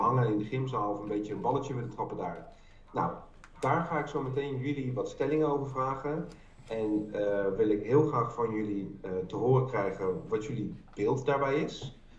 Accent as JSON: {"language": "Dutch", "town": "The Hague", "region": "South Holland", "country": "Netherlands", "moved": "yes", "said": "Ik kom uit Den Haag, en ik heb daar heel lang gewerkt voor de Haagse Hogeschool"}